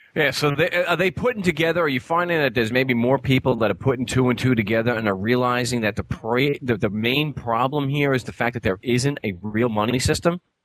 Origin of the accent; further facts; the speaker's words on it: Long Island, New York, United States; now in Arizona, United States; I'm from Long Island.